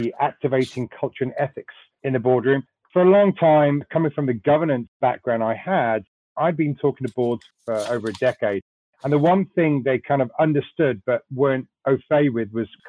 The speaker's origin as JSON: {"language": "English", "region": "Wales", "country": "United Kingdom", "also_born_or_lived": "London", "moved": "as an adult", "lives_now": "United States", "said": "Originally from Wales, I'm a Welshman. I worked in London for a few years, and then I moved over here in the mid-2000s."}